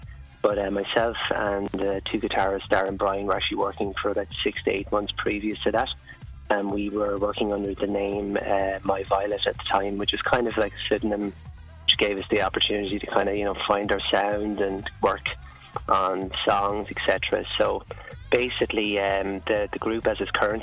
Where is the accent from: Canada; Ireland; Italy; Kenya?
Ireland; living and growing up in Ireland